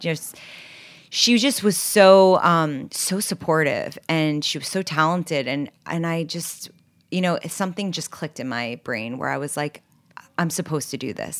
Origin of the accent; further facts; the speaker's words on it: New York City, New York, United States; also born or lived in Los Angeles; So I grew up in New York City on the Upper West Side, eighty-seventh and Broadway